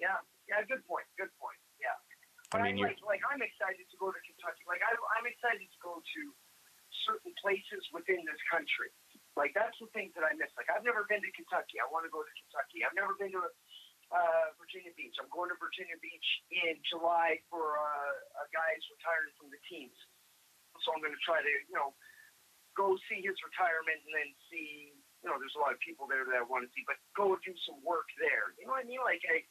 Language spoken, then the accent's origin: English; Canada; now in United States; I'm a Canadian.